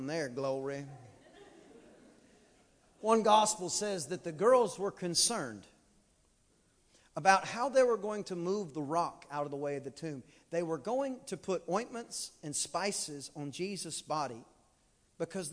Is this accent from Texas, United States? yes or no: yes; East Texas, United States; I am from East Texas.